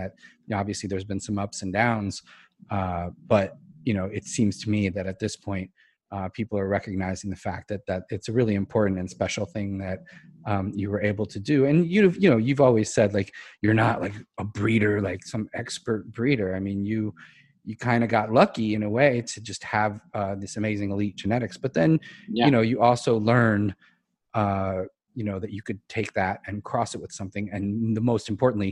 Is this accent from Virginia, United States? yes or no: no; Brookline, Massachusetts, United States; I grew up in Brookline